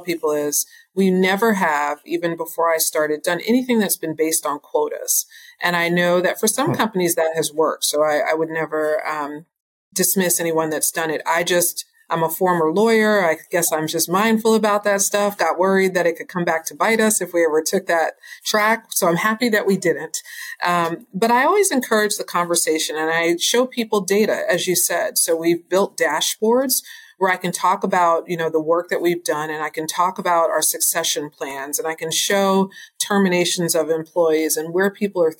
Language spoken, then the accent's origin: English; New York, United States; now in Houston, United States; I'm from New York originally